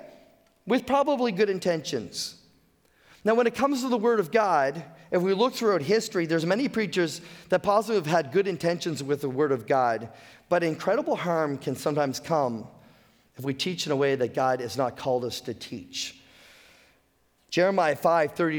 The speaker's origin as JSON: {"language": "English", "region": "the Maritimes", "country": "Canada", "tie": "born or raised there", "said": "I'm a Maritimer. I've been born and raised in the Maritimes."}